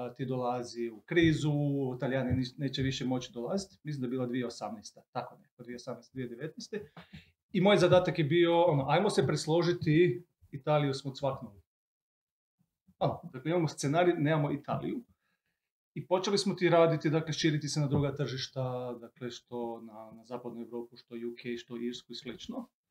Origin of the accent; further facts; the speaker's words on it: Croatia; kod nas u Hrvatskoj